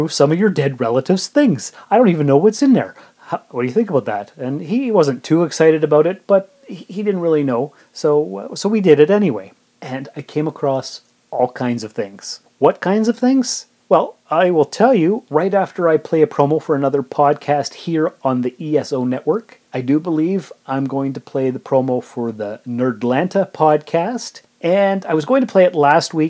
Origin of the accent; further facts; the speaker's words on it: Sault Ste. Marie, Ontario, Canada; moved away as an adult; now in Timmins, Canada; I was born and raised in Sault Ste. Marie, and I came to Timmins about 17 and a half years ago